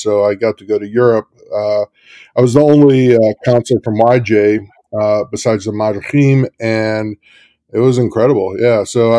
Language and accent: English; St. Louis, Missouri, United States; I'm from St. Louis.